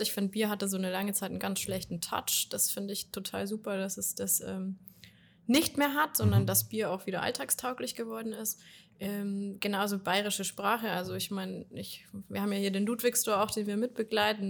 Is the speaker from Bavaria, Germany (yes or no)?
yes; Ingolstadt, Bavaria, Germany; wenn man hier aufgewachsen ist in Ingolstadt